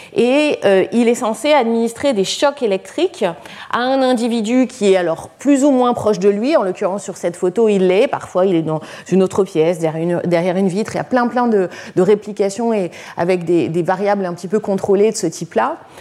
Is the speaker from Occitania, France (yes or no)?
no; Lyon, Auvergne-Rhône-Alpes, France; je suis lyonnaise